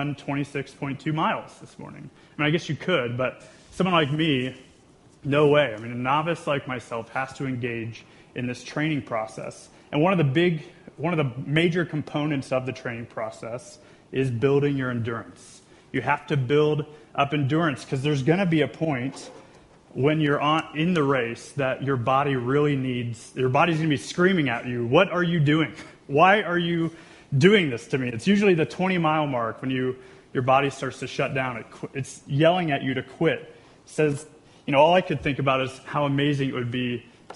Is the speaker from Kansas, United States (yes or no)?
yes; Wichita, Kansas, United States; moved away as an adult; also born or lived in Chicago; We grew up in Wichita, so we grew up together, really, in school and church